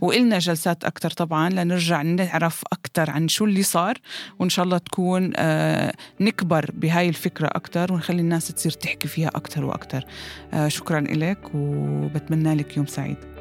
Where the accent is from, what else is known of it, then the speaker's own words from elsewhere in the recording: Jordan; عندنا بالأردن